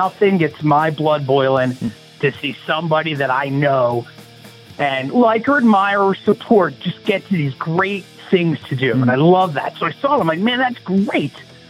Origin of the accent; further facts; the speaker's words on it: New Jersey, United States; because it was Baltimore, because we're from Jersey, we're not that far away.